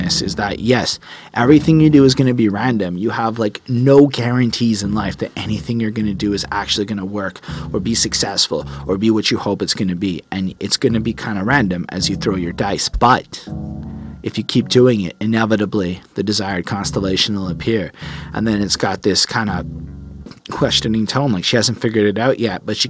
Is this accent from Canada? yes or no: yes; Canada; also born or lived in Quebec; as a Canadian